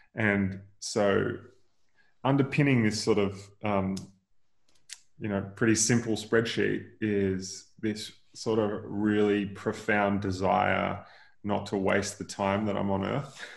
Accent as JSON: {"language": "English", "area": "near Noosa", "region": "Queensland", "country": "Australia", "tie": "born or raised there", "said": "So I grew up in Queensland, like 45 minutes outside of Noosa in the in the hinterland"}